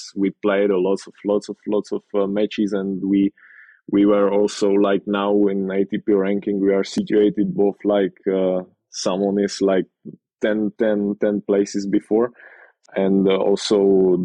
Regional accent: Prostějov, Olomouc Region, Czechia; I'm living in Prostějov. It's my hometown

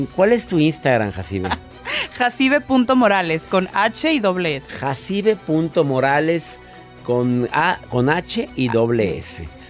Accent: Mexico; En mi país

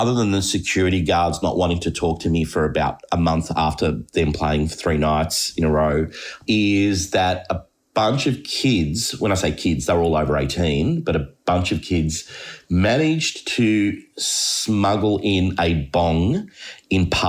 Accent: Melbourne, Victoria, Australia; I grew up in Thornbury as a kid

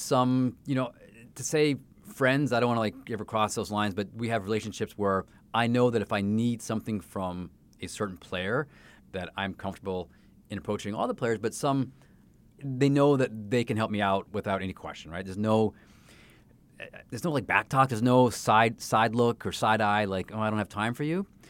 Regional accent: Canada; now in Saint Louis, United States; that was my sport growing up in Canada

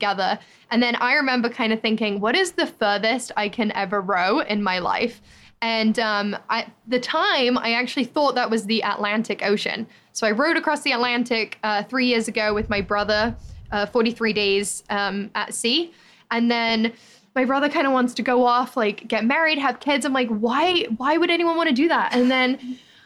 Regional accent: England, United Kingdom; moved away; I'm actually from England

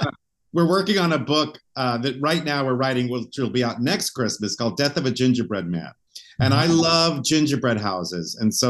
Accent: Bar Harbor, Maine, United States; now in Palm Springs, United States; I grew up in Maine and Bar Harbor, a little cozy little town that Christmas was such a big deal. And now I live in Palm Springs where it's 85 degrees every Christmas

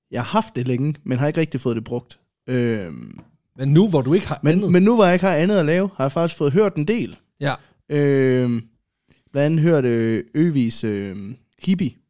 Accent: Aulum, Central Denmark Region, Denmark; nu kommer jeg fra Aulum, der ligger lige uden for Holstebro.

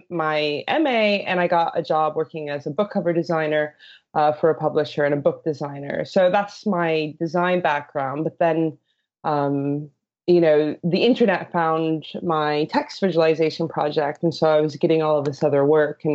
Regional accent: Colorado, United States; moved away as an adult; now in London, United Kingdom; I live in London, but I am originally from Colorado.

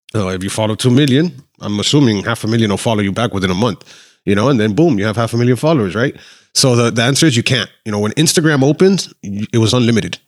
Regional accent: Miami, Florida, United States; also born or lived in Argentina; Born and raised in Miami, Mercy Hospital

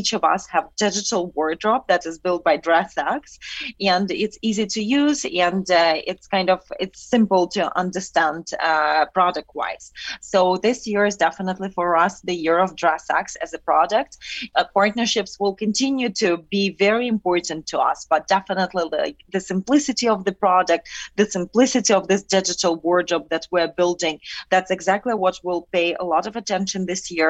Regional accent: Ukraine; moved away; we're both originally from Ukraine

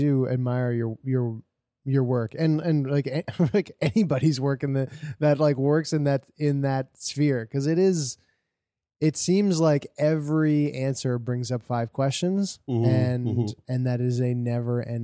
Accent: Canada; we're coming from the Canadian perspective

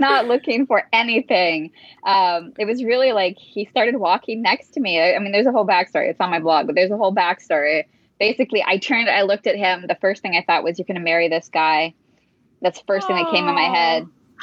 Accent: Upper Peninsula of Michigan, United States; moved away as an adult; now in Marrakesh, Morocco; I grew up in the Upper Peninsula of Michigan. So now I live in Marrakesh.

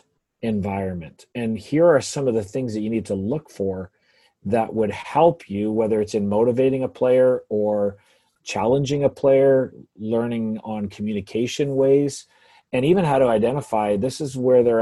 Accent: England, United Kingdom; now in Canada; growing up in England

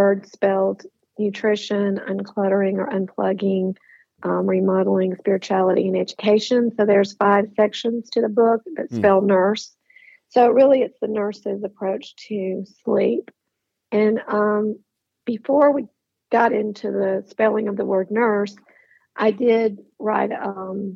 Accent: Tuscaloosa, Alabama, United States; now in Atlanta, United States; I was born, if you can believe it, on the campus of the University of Alabama

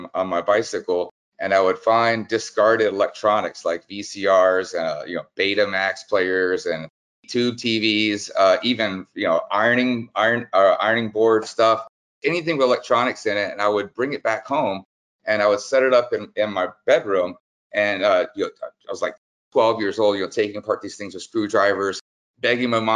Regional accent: New Orleans, Louisiana, United States; I grew up in New Orleans, Louisiana, and raised by a single mom

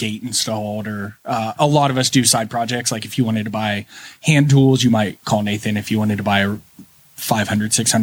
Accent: Alexandria, Indiana, United States; also born or lived in St. Louis / Chicago, Illinois; now in Middletown, United States; I grew up around here. I grew up in Alexandria and ended up moving to Indy, St. Louis area

